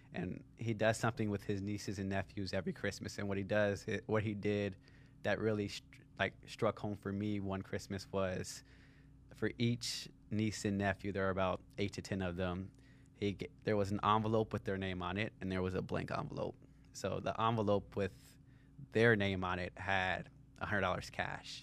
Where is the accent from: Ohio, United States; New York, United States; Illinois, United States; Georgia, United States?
Ohio, United States; Cincinnati; I grew up in Cincinnati, Ohio